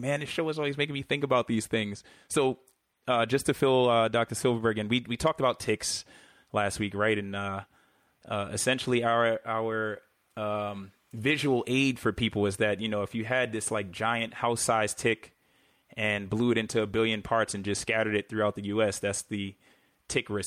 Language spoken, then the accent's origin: English; New York City, New York, United States; growing up in New York City